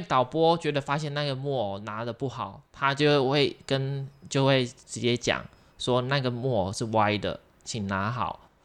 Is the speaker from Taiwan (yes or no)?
yes; southern Taiwan, Taiwan; moved away; 我是南部人，然后我就会回家